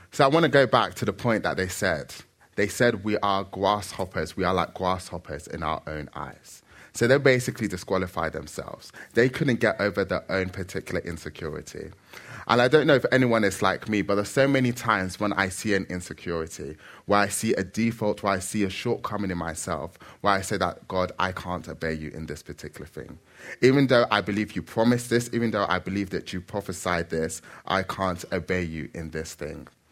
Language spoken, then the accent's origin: English; Nigeria; now in London, United Kingdom; I am Nigerian